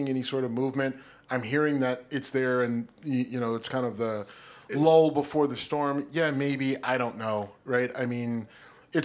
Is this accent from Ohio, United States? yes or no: yes; Youngstown, Ohio, United States; moved away; I was home in my hometown of Youngstown